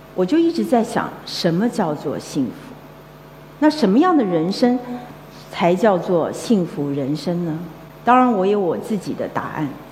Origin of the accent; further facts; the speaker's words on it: Taiwan; 我小的时候，我是一个来自眷村的一个孩子